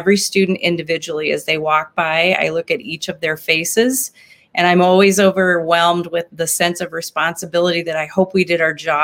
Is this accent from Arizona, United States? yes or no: no; Nebraska, United States; now in Sioux Falls, United States; I'm a Midwestern kid. I grew up in Nebraska